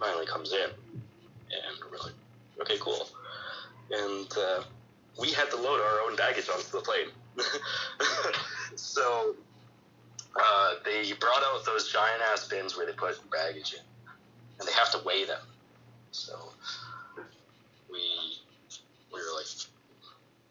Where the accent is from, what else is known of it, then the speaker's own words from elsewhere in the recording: Calgary, Alberta, Canada; I'm from Calgary